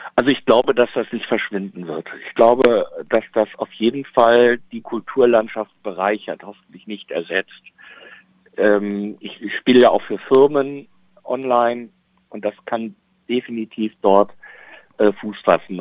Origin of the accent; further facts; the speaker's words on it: Bielefeld, North Rhine-Westphalia, Germany; in Bielefeld, in meiner Heimatstadt